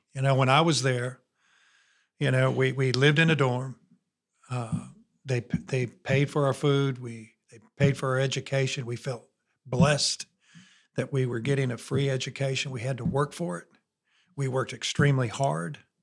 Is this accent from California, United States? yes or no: no; near Notre Dame, Indiana, United States; born or raised there; moved away as an adult; now in Alabama, United States